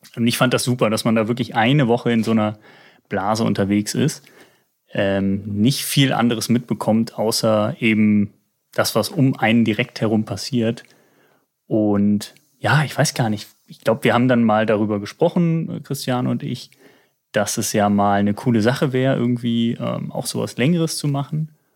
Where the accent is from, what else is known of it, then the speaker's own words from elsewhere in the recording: Germany; now in Hamburg, Germany; ich komme ja aus der Eifel